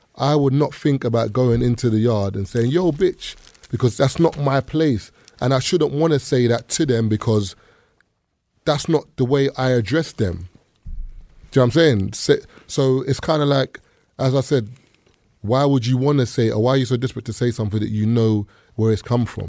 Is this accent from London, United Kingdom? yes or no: yes; the East, London, United Kingdom; when I was growing up in the East